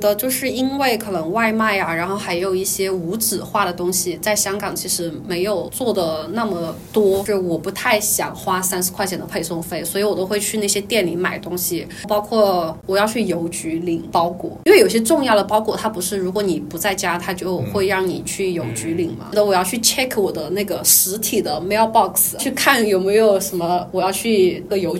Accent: China; 卖水果的那个阿姐也知道我是内地人

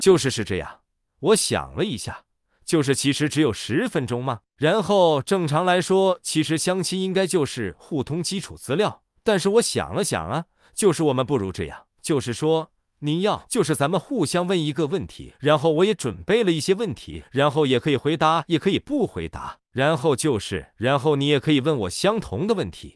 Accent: Beijing, China; 我是北京土著

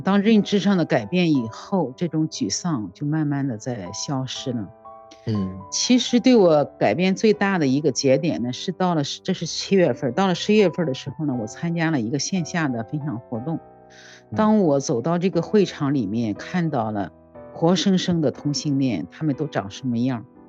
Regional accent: Jinan, Shandong, China; 我是来自山东济南的

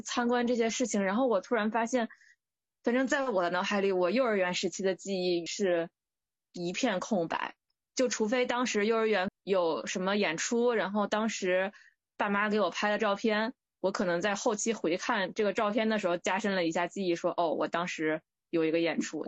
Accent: Hebei, China; moved away as an adult; also born or lived in Guangzhou; now in Beijing, China; 我一直在河北生活嘛，然后因为离北京、天津也比较近

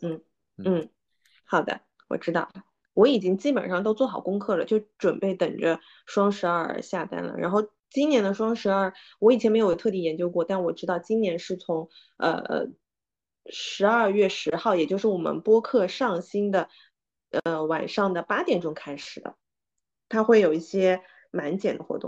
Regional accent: Suzhou, Jiangsu, China; 我们苏州人叫朱噜噜

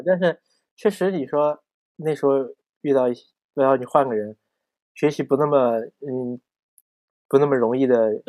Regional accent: Xinjiang, China; moved away as an adult; also born or lived in Tianjin; 我说我新疆人

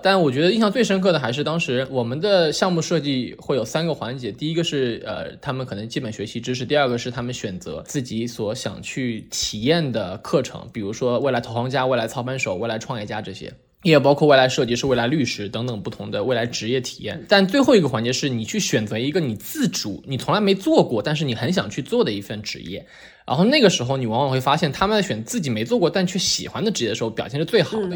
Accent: Shanghai, China; moved away as an adult; 我是上海初中长大，然后在上海读的初高中嘛

